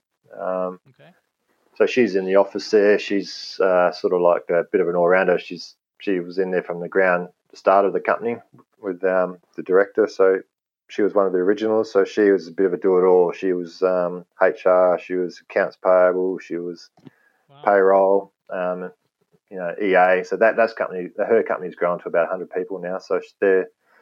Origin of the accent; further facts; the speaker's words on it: Australia; Northern Territory, which was only, you know, 300-400 miles away from where I grew up